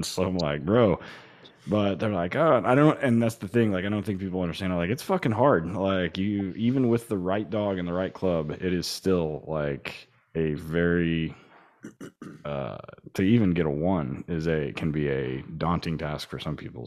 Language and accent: English; Oklahoma, United States; I'm from Oklahoma